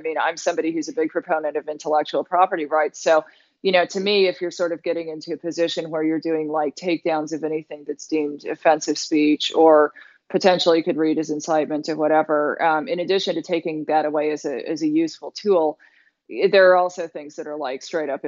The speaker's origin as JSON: {"language": "English", "region": "London", "country": "United Kingdom", "moved": "yes", "lives_now": "United States", "said": "as a British citizen"}